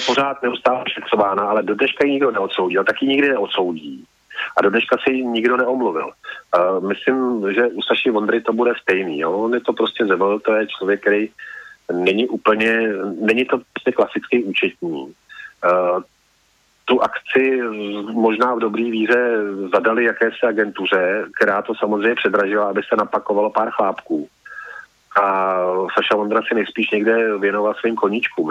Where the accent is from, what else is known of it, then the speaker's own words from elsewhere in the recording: Central Bohemian Region, Czechia; já ze středních Čech tak, a, a jsem Čech